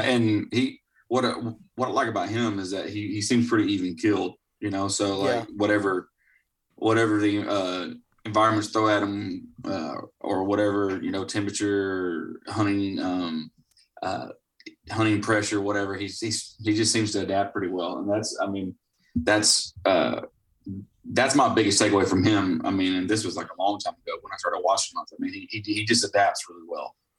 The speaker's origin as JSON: {"language": "English", "region": "Florida", "country": "United States", "tie": "born or raised there", "said": "I was born and raised in Florida"}